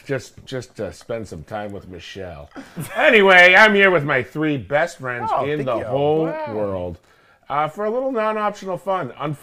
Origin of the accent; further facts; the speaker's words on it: New Jersey, United States; I'm from New Jersey.